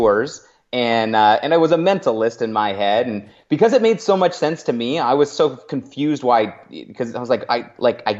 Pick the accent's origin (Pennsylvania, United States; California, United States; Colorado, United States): California, United States; Northern; moved away as an adult; also born or lived in San Francisco Bay Area / Los Angeles; now in Arizona, United States; I'm originally a California kid. I make my home in Arizona now, but I was born near the Bay. Ended up growing up in the sticks in Northern California, up in the mountains